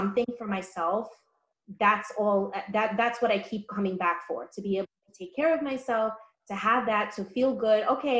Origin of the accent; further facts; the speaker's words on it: New York City, New York, United States; I'm from the Bronx, born and raised